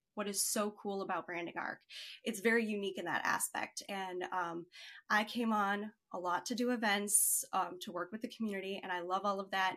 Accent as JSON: {"language": "English", "town": "Chicago", "region": "Illinois", "country": "United States", "tie": "born or raised there", "said": "I grew up in Chicago"}